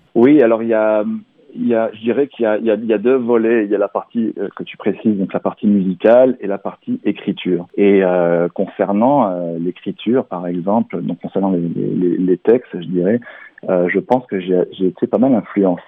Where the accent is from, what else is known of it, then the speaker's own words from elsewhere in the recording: Barcelonnette, Provence-Alpes-Côte d'Azur, France; moved away as an adult; now in Quebec, Canada; je suis né dans les Alpes du Sud, dans un petit village qui s'appelle Barcelonnette et euh, j'ai vécu euh, une grande partie de ma vie euh, donc dans les Alpes du Sud et en Provence Aix-en-Provence notamment